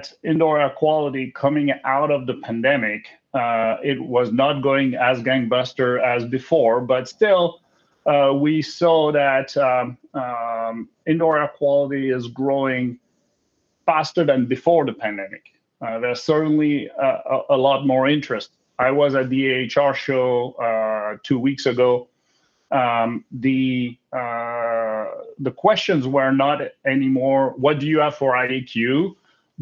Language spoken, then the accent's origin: English; France; moved away as an adult; also born or lived in China; now in Milwaukee, United States; I grew up in France and started actually with Johnson Controls as my first company in France